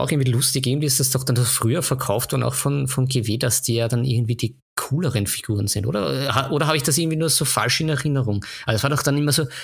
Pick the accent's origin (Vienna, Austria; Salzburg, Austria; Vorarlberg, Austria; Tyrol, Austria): Vienna, Austria; bei uns in Wien